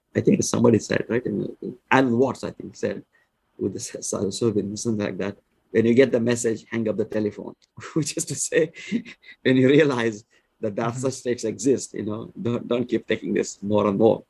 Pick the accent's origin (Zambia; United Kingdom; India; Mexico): India; I was born in India.